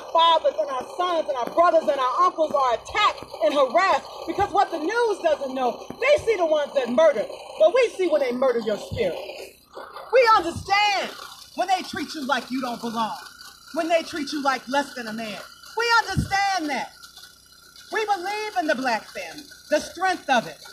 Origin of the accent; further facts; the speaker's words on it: Mississippi, United States; now in Minnesota, United States; I'm from the Black Baptist Church in Mississippi.